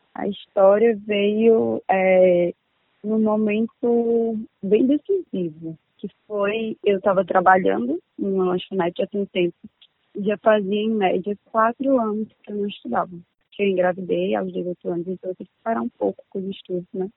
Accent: Campina Grande, Paraíba, Brazil; moved away as an adult; now in Aracaju, Brazil; sou de Campina Grande, da Paraíba

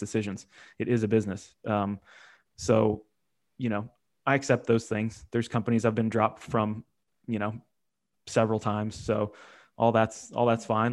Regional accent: Ohio, United States; I grew up in Ohio

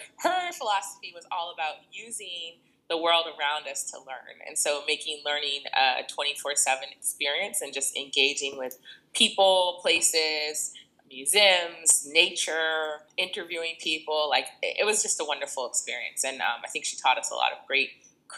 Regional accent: Boston, Massachusetts, United States; moved away as an adult; now in New York, United States; I'm originally from Boston, but I've been in New York area since 2001

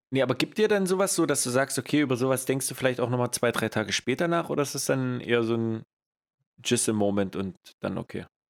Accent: East Germany, Germany; accent: ostdeutsch (East German); moved away; mein ostdeutscher Dialekt

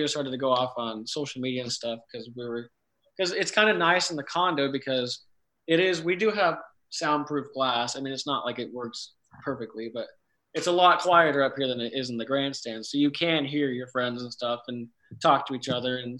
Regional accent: California, United States; moved away as an adult; now in Charlotte, United States; I grew up in California

